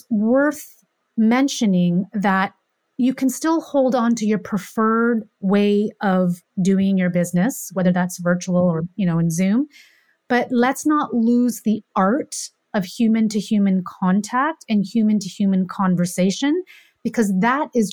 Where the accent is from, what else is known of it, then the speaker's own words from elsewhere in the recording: Canada; I'm from Canada